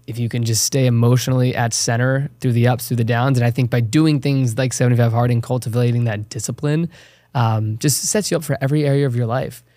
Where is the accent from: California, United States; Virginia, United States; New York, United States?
Virginia, United States; Chesterfield County; moved away as an adult; I was born and raised small town in Virginia. It's called Chesterfield County, thirty minutes south of Richmond.